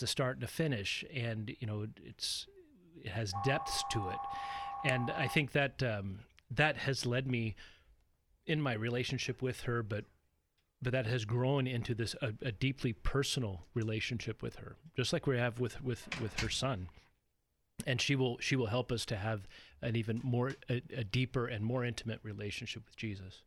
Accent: Corvallis, Oregon, United States; also born or lived in San Diego, California; I grew up in Corvallis. Uh, started life in San Diego, but came up to Corvallis when my dad was a doctoral student at Oregon State, and we ended up staying and raising the family there

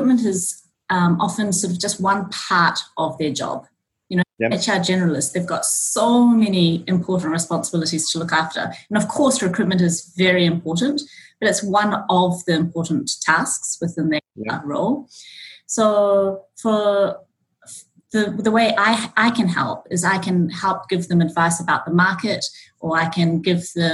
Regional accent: New Zealand; moved away as an adult; also born or lived in Auckland; now in Japan; I was born and brought up in New Zealand, and I've been in Japan now for 17 years

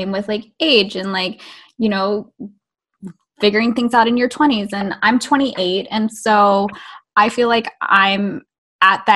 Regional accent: Midwest, United States; I grew up in the Midwest

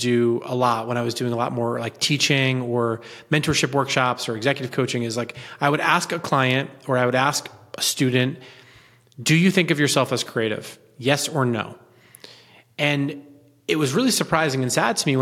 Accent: Southern Connecticut, United States; I grew up in Southern Connecticut, son of a union dad who used to be a butcher.

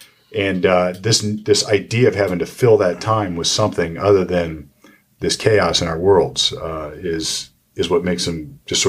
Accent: Sunbury, Ohio, United States; I went to Big Walnut High School up in Sunbury, and it was a rural community at the time.

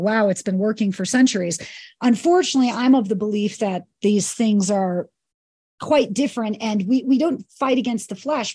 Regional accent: New York, United States; moved away as an adult; also born or lived in Kauai; I'm from New York and moved to Kauai at twenty.

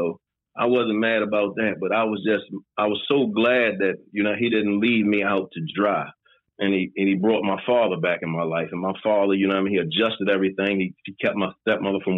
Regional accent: Baltimore, Maryland, United States; I'm originally from Baltimore, Maryland. I grew up all my life.

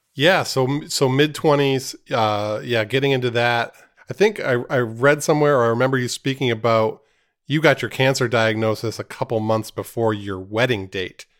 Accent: Maine, United States; like most, most boys growing up in Maine, I had dreams of playing for the Red Sox.

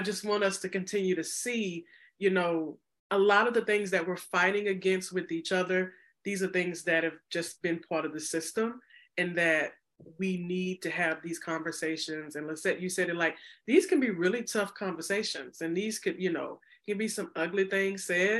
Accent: Mississippi, United States; moved away as an adult; now in Chicago, United States; I was not born in Illinois. I was born in the South, born and raised in Mississippi. And I came up here almost 7-8 years ago when I came for graduate school.

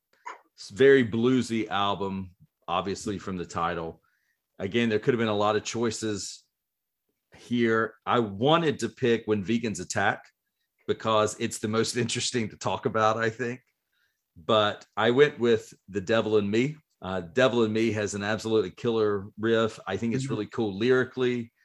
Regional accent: North Carolina, United States; we're from North Carolina.

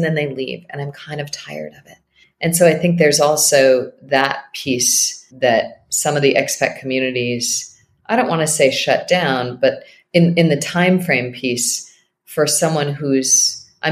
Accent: Northeast, United States; moved away; I'm from the Northeast

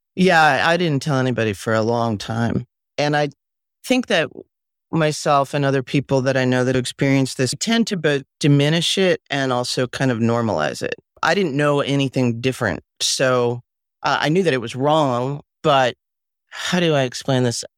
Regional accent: Westchester, New York, United States; also born or lived in Mexico; I was born in Mexico, and, um, we all lived there together, and then when I was about five and a half, my mom, who was pregnant with my sister, my older brother and I left Mexico and came to live with my grandparents in Westchester

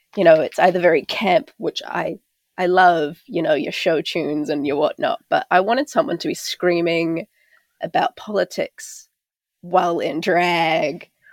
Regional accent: Auckland, New Zealand; also born or lived in Takapuna; I grew up out in West Auckland and out in South Auckland

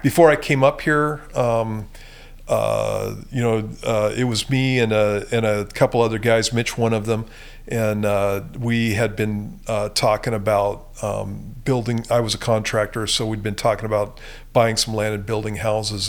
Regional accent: Southern California, United States; moved away; I grew up in Southern California, and that's where I got saved at.

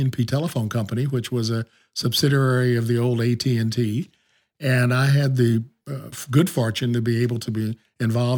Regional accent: Kansas City, Kansas, United States; moved away as an adult; also born or lived in Washington, D.C. / Cape Town; I was raised in Kansas City, Kansas, and went to the University of Kansas.

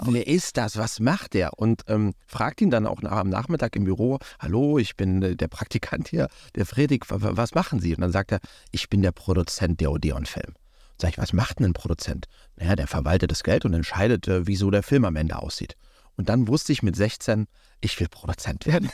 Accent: Wiesbaden, Hesse, Germany; wir hatten bei uns in Wiesbaden um die Ecke

